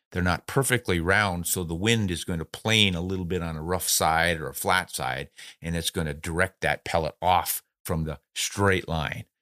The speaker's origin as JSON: {"language": "English", "region": "South Dakota", "country": "United States", "tie": "born or raised there", "said": "I grew up in South Dakota"}